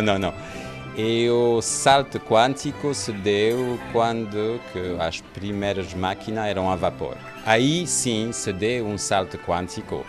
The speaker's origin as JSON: {"language": "Portuguese", "town": "Marseille", "region": "Provence-Alpes-Côte d'Azur", "country": "France", "tie": "born or raised there", "second_language": "Portuguese", "moved": "as an adult", "lives_now": "Lagos, Portugal", "said": "sou francês. Nasceu em Marseille"}